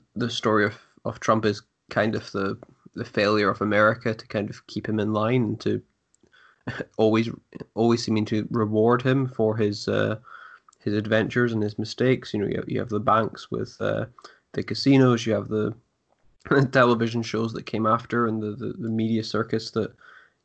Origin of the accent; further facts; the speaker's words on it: United Kingdom; I remember as a British person